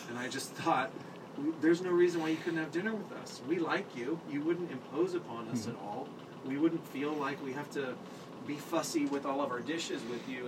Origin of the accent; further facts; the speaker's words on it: United States; American Christians